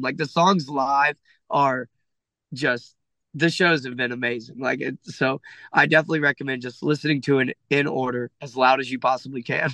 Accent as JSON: {"language": "English", "region": "Ohio", "country": "United States", "tie": "born or raised there", "said": "I'm from Ohio"}